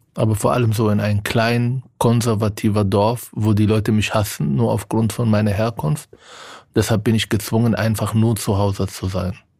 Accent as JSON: {"language": "German", "country": "Israel", "tie": "born or raised there", "moved": "yes", "lives_now": "Germany", "said": "von meinem Heimatland"}